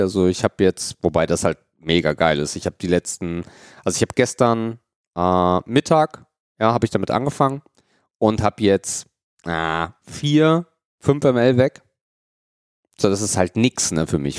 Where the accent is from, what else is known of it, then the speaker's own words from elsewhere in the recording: Germany; bei uns in Deutschland